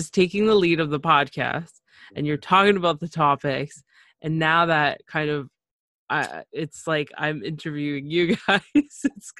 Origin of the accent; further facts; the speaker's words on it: Canada; also born or lived in Nicaragua (parents); I'm from Nicaragua, Central America. Well, my parents are. I was born in Canada. But, you know, it's a huge mixture.